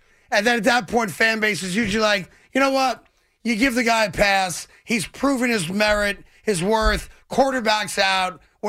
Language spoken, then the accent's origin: English; New York, United States; as a New Yorker